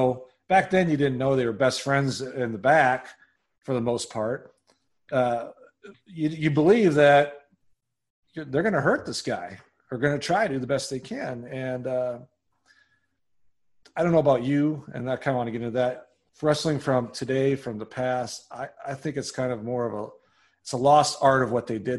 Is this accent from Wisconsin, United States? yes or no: yes; Wisconsin, United States; You know, I grew up in Wisconsin, you know, and I was only a couple hours from Minneapolis